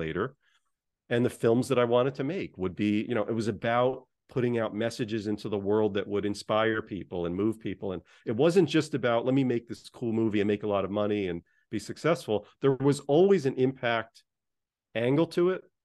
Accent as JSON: {"language": "English", "country": "United States", "tie": "born or raised there", "said": "I grew up just outside of New York City"}